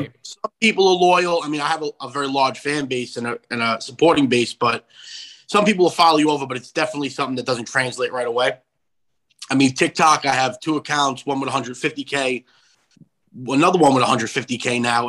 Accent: Long Island, New York, United States; also born or lived in Brooklyn, New York; I was born in Brooklyn, living in Long Island, back and forth. I guess the area I grew up in was predominantly Yankee fans as a kid

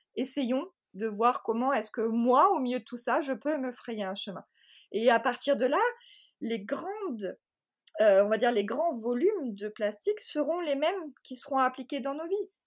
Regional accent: Marseille, Provence-Alpes-Côte d'Azur, France; je suis marseillaise

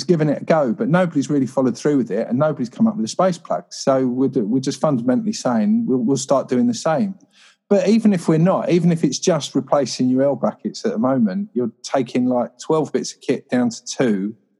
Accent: Croydon, London, United Kingdom; London, this all is. This is all Croydon, Addiscombe, South London.

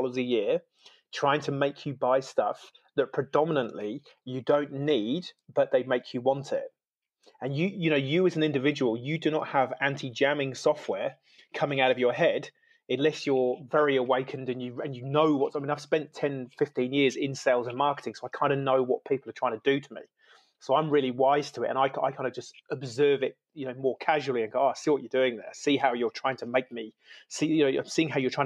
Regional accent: United Kingdom; now in New Zealand; I'm originally from the UK, so I'm an immigrant into New Zealand

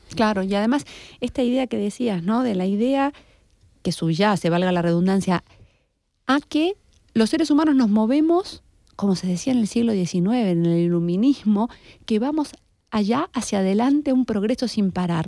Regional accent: Argentina; Yo también estoy perdida siendo argentina

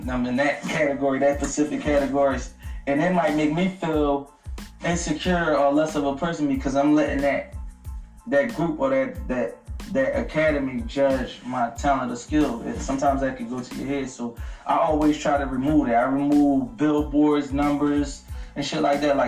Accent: Philadelphia, Pennsylvania, United States; I'm from North Philly.

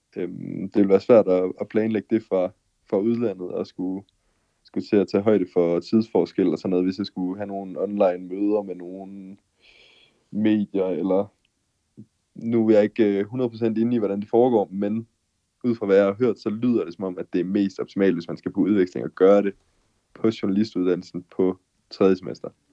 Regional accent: Denmark; moved away as an adult; now in Mexico; som dansker

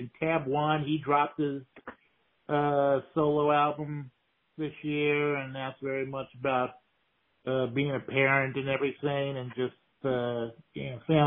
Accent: Houston, Texas, United States; also born or lived in North Carolina; I'm from Houston

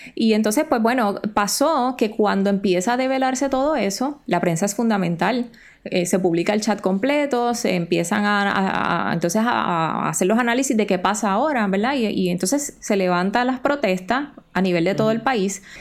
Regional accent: Puerto Rico; Nosotros somos territorio estadounidense, pero no somos Estado.

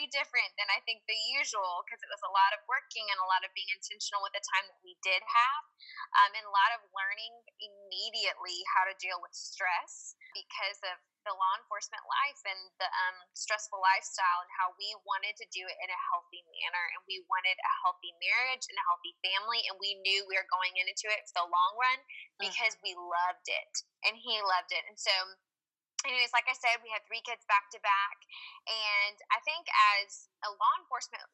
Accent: Georgia, United States; I'm from the South. I'm from Georgia. That's where I was, I guess I moved there when I was like five, so I consider myself a Georgia peach

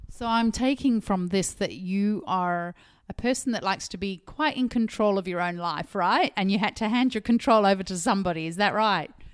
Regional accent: Zimbabwe; now in Australia; my home country

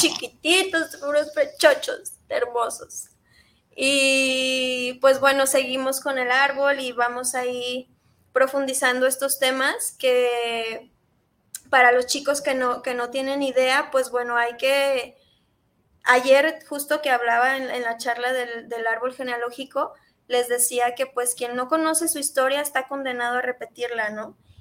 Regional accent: Mexico; socialmente como mexicanos

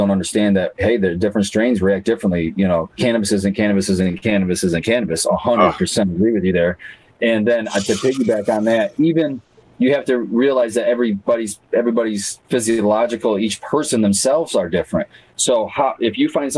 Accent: Jackson, Michigan, United States; I'm from Jackson

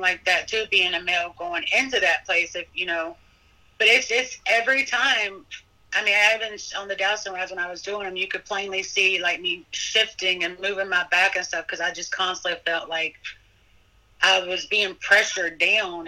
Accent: Kentucky, United States; now in Petersburg, United States; I'm originally from Kentucky

